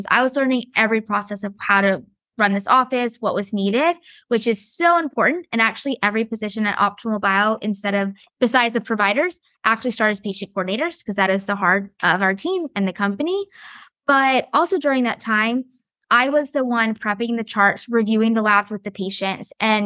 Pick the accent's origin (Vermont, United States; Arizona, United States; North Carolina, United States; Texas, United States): North Carolina, United States; Cary; I grew up in Cary, North Carolina, very active, played soccer, love sports